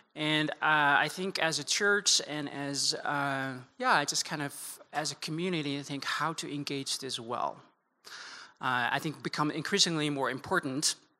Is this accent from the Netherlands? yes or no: yes; Netherlands; moved away as an adult; also born or lived in Amsterdam; now in United States; born and raised in the Netherlands